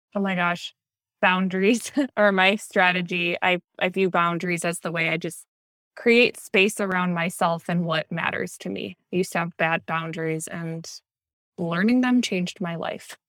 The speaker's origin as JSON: {"language": "English", "region": "Minnesota", "country": "United States", "tie": "born or raised there", "moved": "yes", "lives_now": "Southern California, United States", "said": "I grew up in Minnesota"}